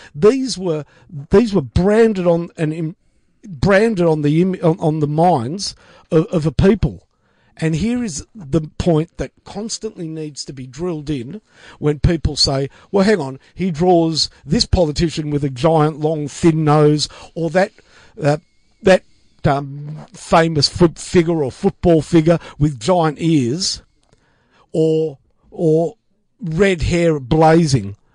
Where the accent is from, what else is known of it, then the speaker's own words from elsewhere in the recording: Australia; I identify as an Australian first, foremost and last